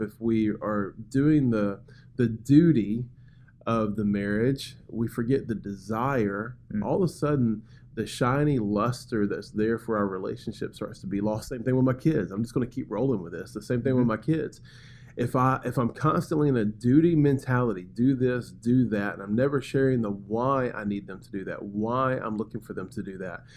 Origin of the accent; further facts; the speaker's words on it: Birmingham, Alabama, United States; moved away as an adult; now in Macon, United States; I come from Birmingham, Alabama. That's where I was born and raised.